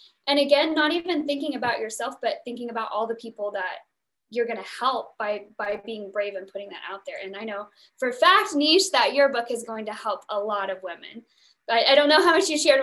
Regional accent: the South, Oklahoma, United States; I'm from the South, a lot of oil rigs from Oklahoma

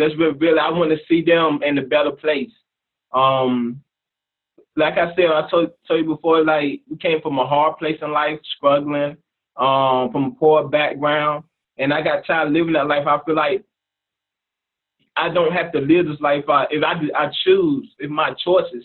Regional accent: Chesapeake, Virginia, United States; I'm from Virginia, Chesapeake, Virginia

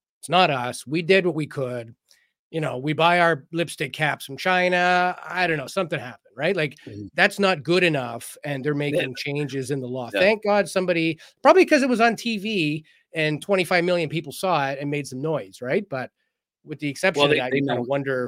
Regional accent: Canada; I am Canadian

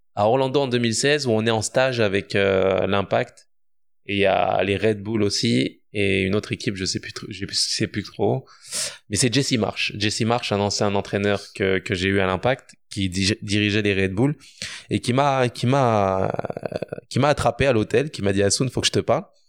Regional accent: France; moved away as an adult; now in Quebec, Canada; je suis né en France, j'ai grandi en France

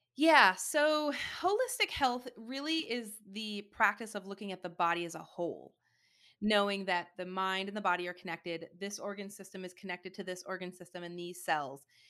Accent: Michigan, United States; now in Austin, United States; I grew up in Michigan

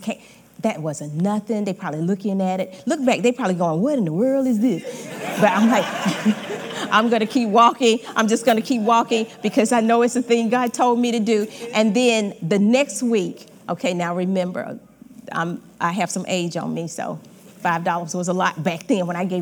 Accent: Georgia, United States; moved away as an adult; I'm originally from Georgia

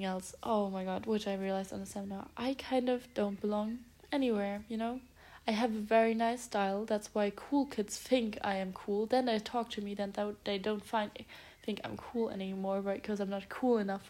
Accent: Stuttgart, Baden-Württemberg, Germany; moved away; I'm going to Stuttgart, back to my hometown

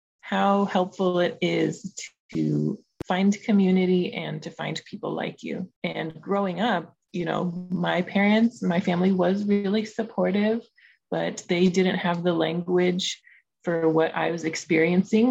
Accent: Los Angeles, California, United States; My family is from Afghanistan. I was born in Los Angeles

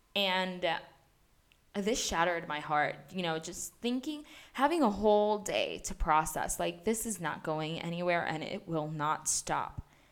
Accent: Puerto Rico; also born or lived in Mayagüez; I am from Puerto Rico, and I currently reside in Mayagüez

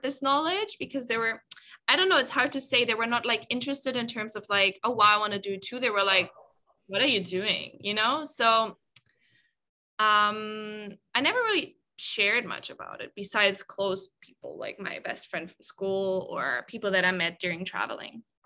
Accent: Germany; moved away as an adult; I'm originally from Germany. Um, I've been away from Germany for about, oh, I can't even calculate, maybe like six years, five, six years.

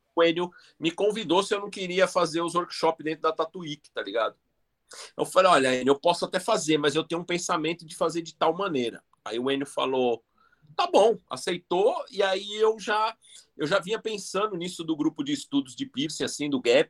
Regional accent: Brazil; a gente é brasileiro, é foda aqui.

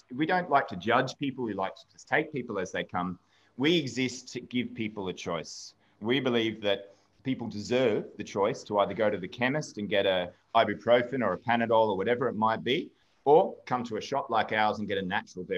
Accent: Melbourne, Victoria, Australia; moved away as an adult; now in Ireland; I'm from Melbourne myself.

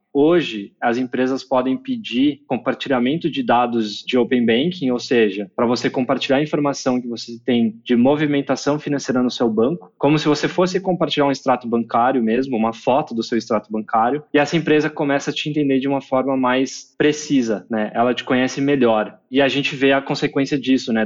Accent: Brazil; also born or lived in United States / China; eu cresci aqui no Brasil, mas eu fui fazer faculdade nos Estados Unidos

